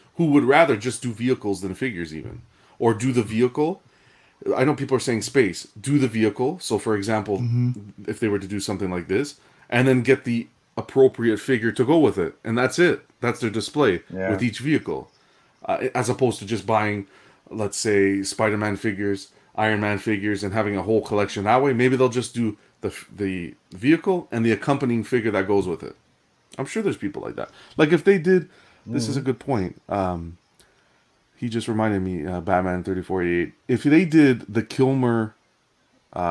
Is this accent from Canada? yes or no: yes; Canada; I'm a Canadian collector.